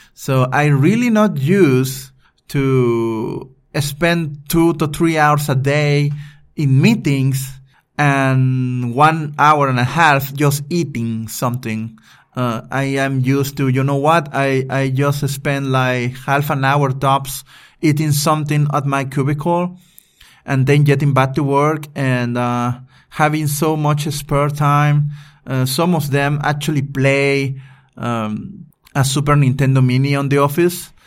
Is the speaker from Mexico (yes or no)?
yes; Veracruz, Mexico; moved away as an adult; also born or lived in Puebla; I just moved into my hometown, Veracruz, from Puebla.